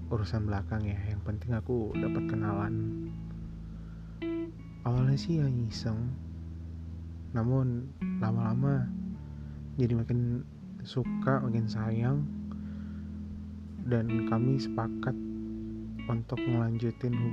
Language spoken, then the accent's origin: Indonesian; Medan, North Sumatra, Indonesia; Sebelumnya kenalin dulu … Aku dari Medan.